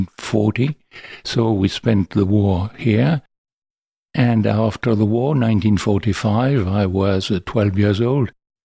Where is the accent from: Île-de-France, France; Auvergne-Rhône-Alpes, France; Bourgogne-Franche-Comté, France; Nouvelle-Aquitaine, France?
Bourgogne-Franche-Comté, France; Beaune; English is a second language; also born or lived in Paris; and I came to Beaune and was adopted by my uncle, Maurice Drouhin. So I practically spent all my life in Burgundy, in Beaune